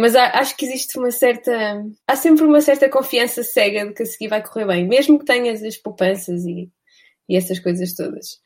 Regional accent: Vila Real, Norte, Portugal; eu sou de Vila Real.

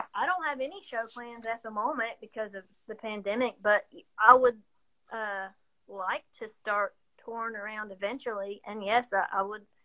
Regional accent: Waynesville, North Carolina, United States; moved away as an adult; now in Johnson City, United States; downtown Waynesville, my hometown

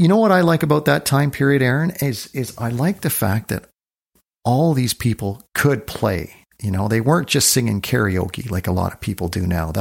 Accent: North Bay, Ontario, Canada; I grew up in North Bay, Ontario

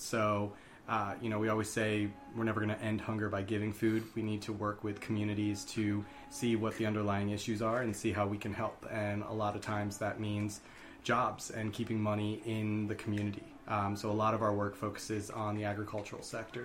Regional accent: Columbia, Maryland, United States; also born or lived in Rochester, New York; I was born in Rochester, New York, but I grew up in Columbia, Maryland

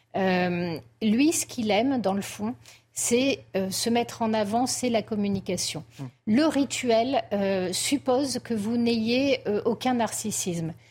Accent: France; nous sommes français

